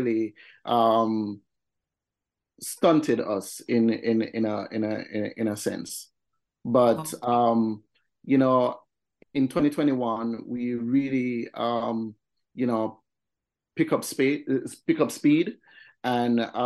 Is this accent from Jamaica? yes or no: yes; Kingston, Jamaica; I grew up in Magarga Gully. It's Lower Vineyard Town